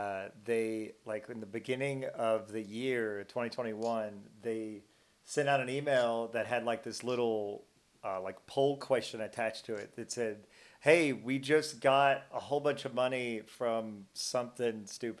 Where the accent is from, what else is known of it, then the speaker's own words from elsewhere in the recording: Nashville, Tennessee, United States; Like, anytime I go anywhere, I just say I'm from Nashville.